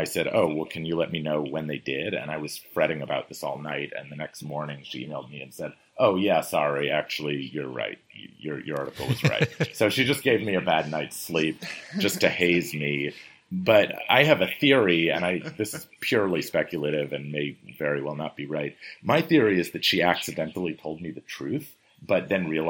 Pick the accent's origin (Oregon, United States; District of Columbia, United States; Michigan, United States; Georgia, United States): District of Columbia, United States; Washington; it's my hometown